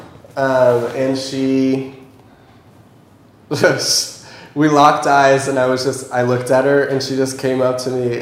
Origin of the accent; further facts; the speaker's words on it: United States; I'm like American